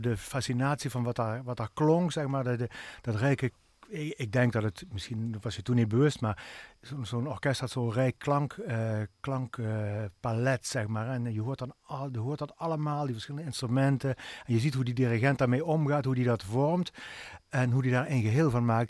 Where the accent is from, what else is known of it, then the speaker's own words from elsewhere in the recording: Swalmen, Limburg, Netherlands; now in Venlo, Netherlands; ik ben geboren en opgegroeid in Zwalmen